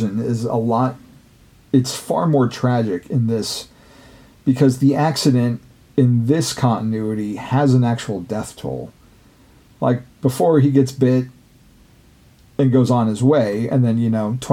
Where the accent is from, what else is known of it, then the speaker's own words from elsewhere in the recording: West Coast, United States; growing up on the West Coast